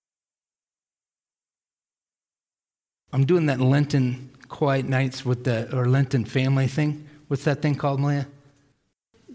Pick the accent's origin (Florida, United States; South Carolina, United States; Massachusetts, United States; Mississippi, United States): Massachusetts, United States; Millis; I was in Hurricane Gloria when I was growing up on the East Coast in Millis, Massachusetts.